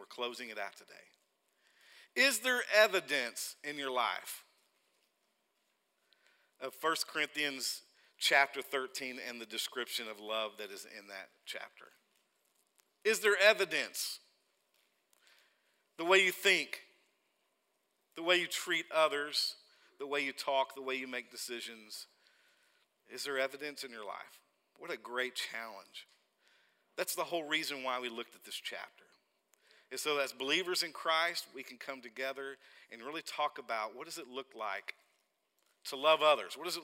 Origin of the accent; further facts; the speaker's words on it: Oklahoma City, Oklahoma, United States; accent: Arkansas; moved away as an adult; also born or lived in Buffalo, Oklahoma; Grew up in Oklahoma City, spent a lot of time in Oklahoma City